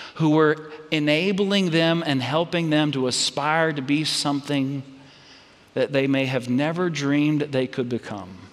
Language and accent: English; Red Oak, Texas, United States; my home hometown where I grew up. It's, it's Red Oak, Texas